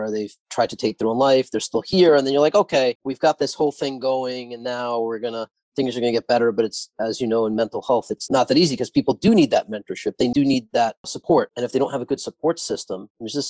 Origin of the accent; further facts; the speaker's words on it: New York City, New York, United States; also born or lived in Haifa, Israel; I was born in Israel, in Haifa. And my parents came here when I was very young and grew up in Howard Beach